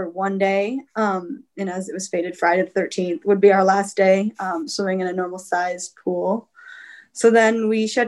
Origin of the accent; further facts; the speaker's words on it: London, Ontario, Canada; moved away as an adult; now in Ann Arbor, United States; I'm from London, Ontario